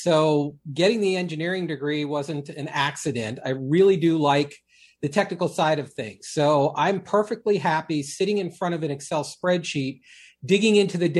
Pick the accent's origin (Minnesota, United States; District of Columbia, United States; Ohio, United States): District of Columbia, United States; D.C.; I grew up outside of Washington, D.C. I'm one of those people that's never been more than an hour from where I was born